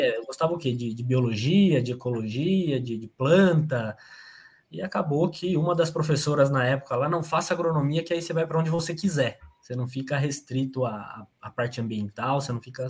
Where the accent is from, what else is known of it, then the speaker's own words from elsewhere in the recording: São Carlos, São Paulo, Brazil; Eu sou natural de São Carlos, interior de São Paulo.